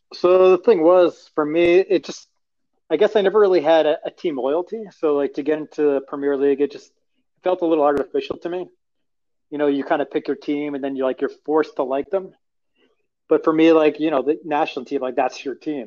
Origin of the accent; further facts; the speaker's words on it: Long Island, New York, United States; I grew up in Long Island, New York